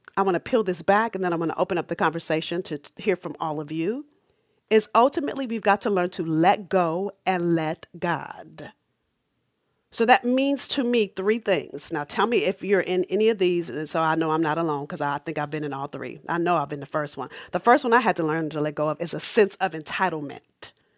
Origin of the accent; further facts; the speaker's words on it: Los Angeles, California, United States; I'm from South Central L